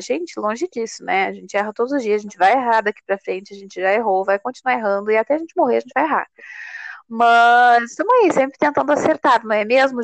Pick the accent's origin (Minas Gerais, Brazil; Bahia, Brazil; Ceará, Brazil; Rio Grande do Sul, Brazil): Rio Grande do Sul, Brazil; eu sou natural do Rio Grande do Sul